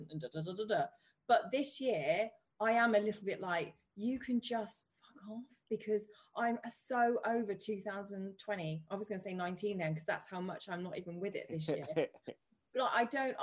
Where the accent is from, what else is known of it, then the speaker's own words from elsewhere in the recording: United Kingdom; we're British